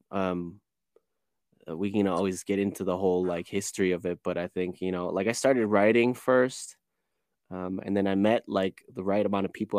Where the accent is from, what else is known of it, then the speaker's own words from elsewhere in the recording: Chicago, Illinois, United States; now in Cologne, Germany; I was born and raised in Chicago, um, grew up on the west side